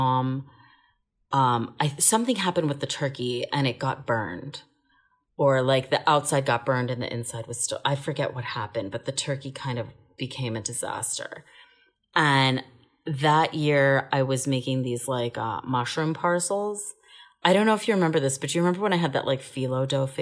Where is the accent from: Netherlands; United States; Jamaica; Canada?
United States; Bethesda, Maryland; I grew up in Bethesda, Maryland, and we lived with my Colombian grandma